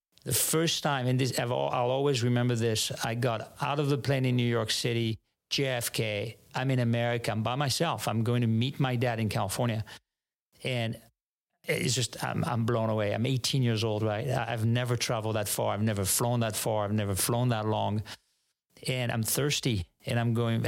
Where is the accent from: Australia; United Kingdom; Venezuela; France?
France; Paris, Île-de-France; English is a second language; moved away as an adult; now in San Francisco, United States; It doesn't get any more proper than where I grew up, in the 18th district, which a lot of people relate to as Montmartre, the art district of Paris